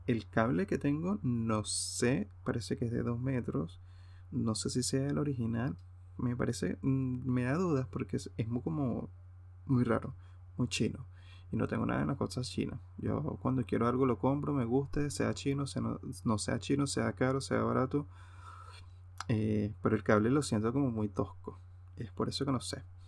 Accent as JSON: {"language": "Spanish", "area": "Hacienda Santa Teresa", "region": "Aragua", "country": "Venezuela", "tie": "born or raised there", "moved": "as an adult", "lives_now": "Europe", "said": "la hacienda Santa Teresa en el Consejo Estado Aragua, mi tierra natal"}